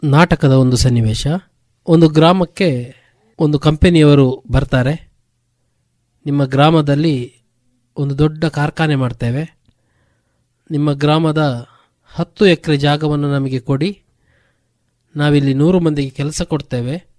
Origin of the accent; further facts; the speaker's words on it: Puttur, Karnataka, India; also born or lived in Bantwal; ನಾನೊಬ್ಬ ಬಾ ಪುತ್ತೂರಿನವನಂತ